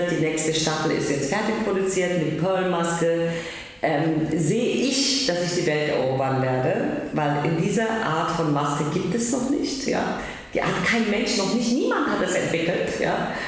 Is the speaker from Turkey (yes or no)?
yes; Turkey; now in Berlin, Germany; Weil ich bin Türkin